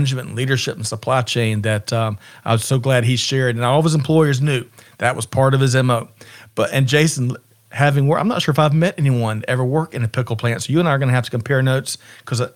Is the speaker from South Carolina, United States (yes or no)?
yes; Aiken, South Carolina, United States; moved away; growing up in Aiken, South Carolina